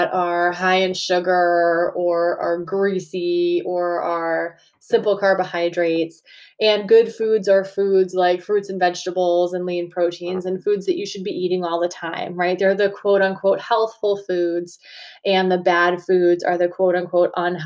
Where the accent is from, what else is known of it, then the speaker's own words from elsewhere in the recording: Massachusetts, United States; accent: Massachusetts; having a Massachusetts accent